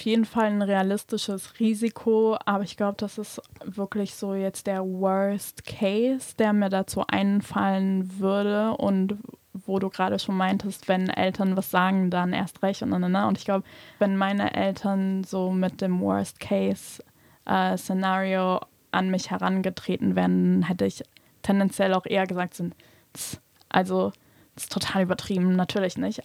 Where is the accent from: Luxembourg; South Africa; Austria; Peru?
Luxembourg; ich bin in Luxemburg aufgewachsen und geboren